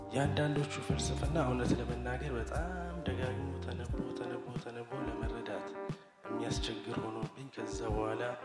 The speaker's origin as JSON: {"language": "Amharic", "region": "Addis Ababa", "country": "Ethiopia", "tie": "born or raised there", "said": "ያው አስተዳደጌም ውልደቴም እዚሁ አዲስ አበባ ነው። የአዲስ አበባ ልጅ ነኝ እኔ"}